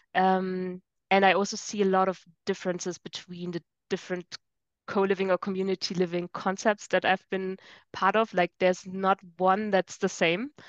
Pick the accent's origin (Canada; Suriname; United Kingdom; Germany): Germany; moved away as an adult; now in Rome, Italy; Originally, I'm from Germany